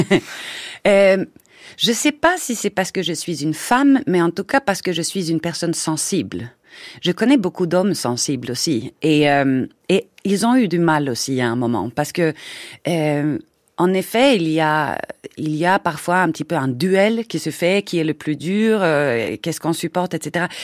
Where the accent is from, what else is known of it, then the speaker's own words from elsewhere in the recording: Sweden; French is a second language; moved away as an adult; now in France; je venais de Suède avec un drôle d'accent.